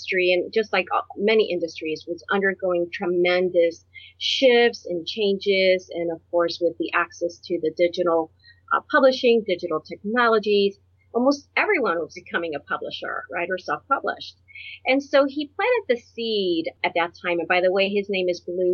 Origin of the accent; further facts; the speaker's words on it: Puerto Rico; now in Ohio, United States; I was born on a tropical island in the Caribbean. I'm from Puerto Rico.